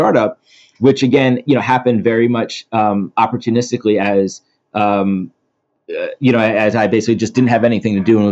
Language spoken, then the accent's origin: English; Philadelphia, Pennsylvania, United States; moved away as an adult; also born or lived in Atlanta; I grew up in Philly